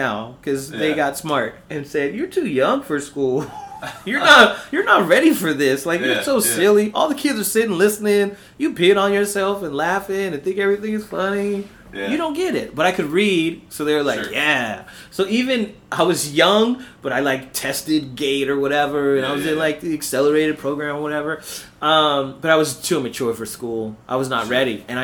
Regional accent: Paramount, California, United States; also born or lived in Harbor City, Los Angeles, California; I grew up in Paramount. It's a small city

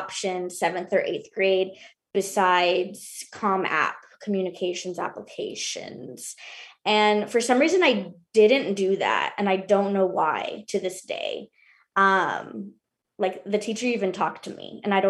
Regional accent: Houston, Texas, United States; I went to high school in Houston. All of this was in Houston. I grew up in Houston

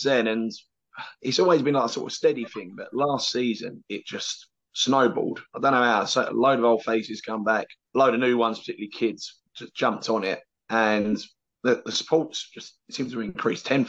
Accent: London, United Kingdom; moved away as an adult; now in Canvey Island, United Kingdom; I grew up in London

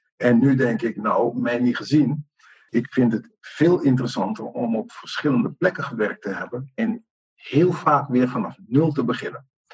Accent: Amsterdam, North Holland, Netherlands; moved away; Ik kom uit het noorden, ik kom uit de Randstad.

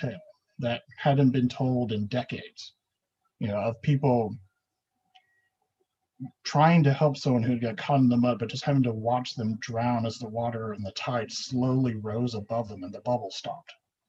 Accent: the South, United States; now in Anchorage, United States; I grew up in the South

